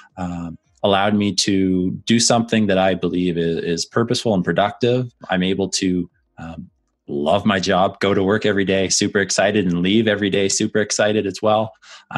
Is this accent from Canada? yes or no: yes; Canada; obviously being Canadian, growing up and playing professional